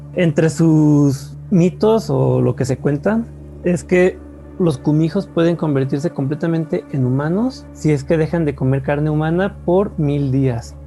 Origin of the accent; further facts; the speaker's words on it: Mexico; el malinchista que llevamos dentro todos los mexicanos